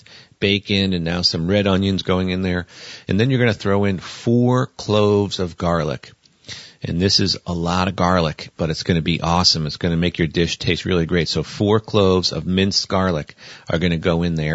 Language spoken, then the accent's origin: English; Northeast, United States; also born or lived in the South; now in Montana, United States; growing up in the Northeast